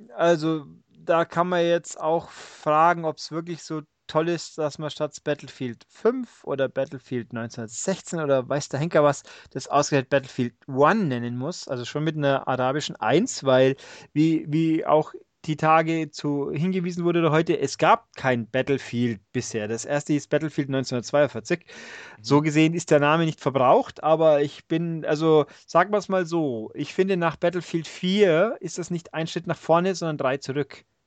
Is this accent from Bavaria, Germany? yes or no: yes; Augsburg, Bavaria, Germany; accent: Augsburgerisch; ich komme ja hier aus dem Augsburger Eck